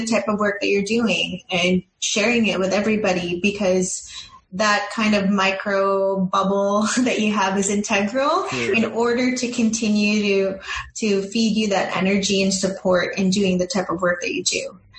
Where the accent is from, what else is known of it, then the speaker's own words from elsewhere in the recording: Philippines; why is it that, you know, as a Filipino, in a, you know, when it comes to the masses or the general people